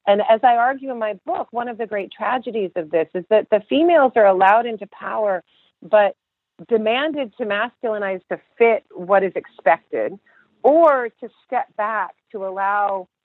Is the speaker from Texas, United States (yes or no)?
yes; Texas, United States; I grew up in Texas